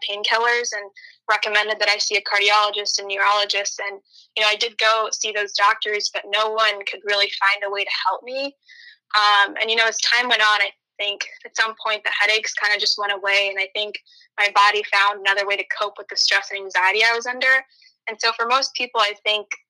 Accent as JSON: {"language": "English", "town": "Novi", "region": "Michigan", "country": "United States", "tie": "born or raised there", "said": "I grew up in Nova, Michigan, which is exactly where Zoe's from as well"}